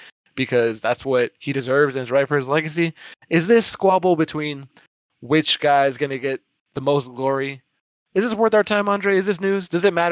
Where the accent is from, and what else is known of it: Dallas, Texas, United States; born or raised there